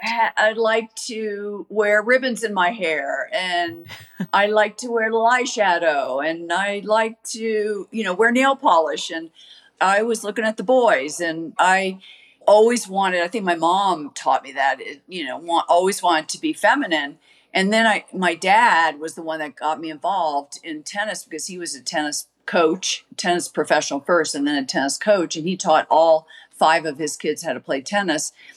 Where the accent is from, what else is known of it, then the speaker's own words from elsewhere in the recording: United States; I was from America